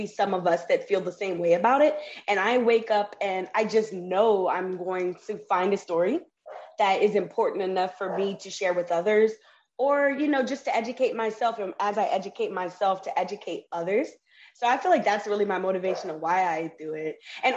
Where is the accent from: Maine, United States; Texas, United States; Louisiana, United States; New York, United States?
Louisiana, United States; New Orleans; moved away as an adult; now in Puerto Rico; I'm from New Orleans, Louisiana, and I am born and raised in the South